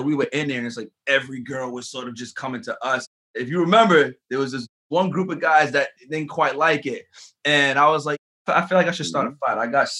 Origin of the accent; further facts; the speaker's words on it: New York City, New York, United States; now in Los Angeles, United States; I'm from the East Coast. I'm from the Bronx. I'm from New York.